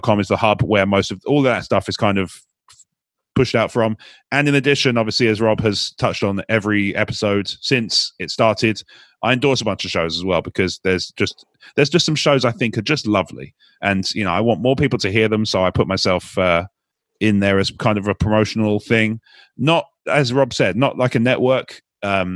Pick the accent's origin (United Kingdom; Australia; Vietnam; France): United Kingdom; as a Brit